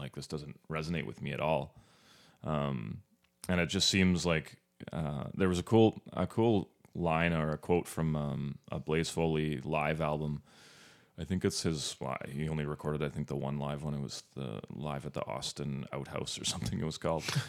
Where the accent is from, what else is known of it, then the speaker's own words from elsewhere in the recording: Northern Ontario, Canada; moved away; where I grew up in Northern Ontario.